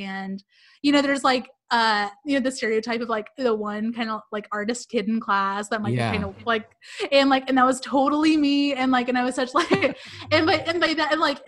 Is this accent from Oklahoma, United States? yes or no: yes; Tulsa, Oklahoma, United States; I grew up in Tulsa, Oklahoma